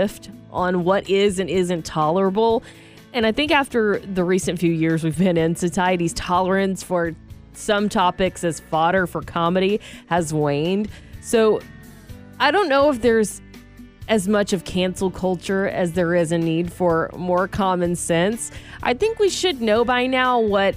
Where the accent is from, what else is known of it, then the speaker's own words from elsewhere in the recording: Georgia, United States; moved away; back in my home state of Georgia